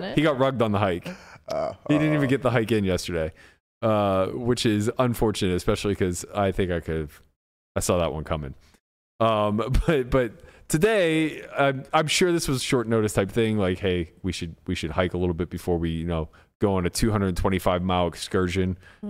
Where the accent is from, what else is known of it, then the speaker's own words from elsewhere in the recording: United States; We're so American, man.